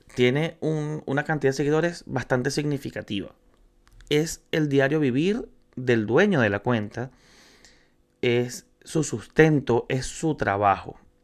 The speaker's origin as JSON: {"language": "Spanish", "country": "Venezuela", "moved": "yes", "lives_now": "Chile", "said": "soy venezolano, me encuentro en Chile, soy inmigrante"}